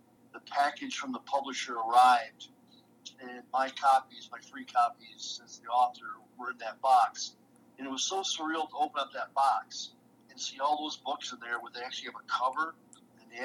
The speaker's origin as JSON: {"language": "English", "town": "Detroit", "region": "Michigan", "country": "United States", "tie": "born or raised there", "said": "I played hockey as a kid growing up in Detroit"}